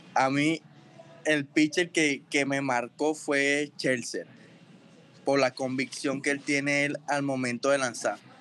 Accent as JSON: {"language": "Spanish", "area": "El Roble", "region": "Carabobo", "country": "Venezuela", "tie": "born or raised there", "also_born_or_lived": "Naguanagua", "moved": "yes"}